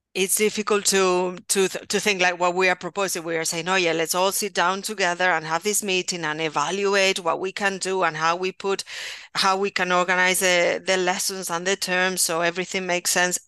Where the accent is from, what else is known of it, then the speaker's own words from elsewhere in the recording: Valencia, Valencian Community, Spain; English is a second language; also born or lived in Rotherham, England; I'm from Valencia, so in the, eh, Valencian region